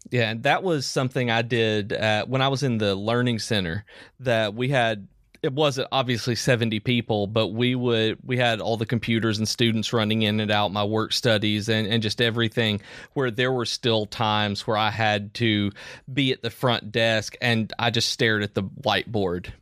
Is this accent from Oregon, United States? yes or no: no; Tennessee, United States; now in Alabama, United States; I'm, I'm from Tennessee. I live in Alabama